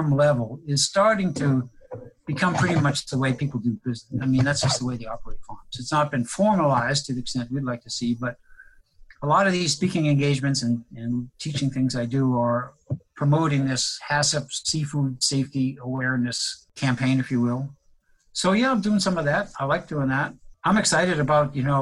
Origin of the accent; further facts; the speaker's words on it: New England, United States; moved away; I grew up in New England